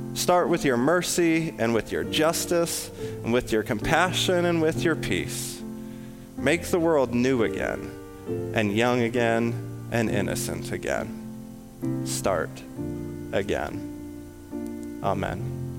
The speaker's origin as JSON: {"language": "English", "region": "West Coast", "country": "United States", "moved": "yes", "lives_now": "Illinois, United States", "said": "I'm from the West Coast, I'm, I'm super familiar with forest fires"}